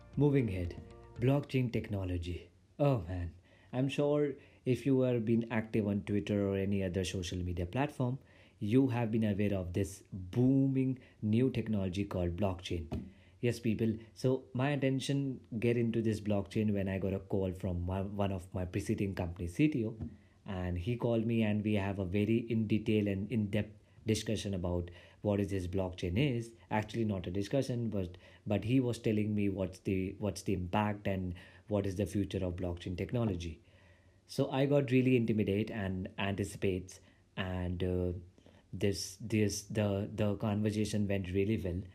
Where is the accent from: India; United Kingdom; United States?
India; I'm from India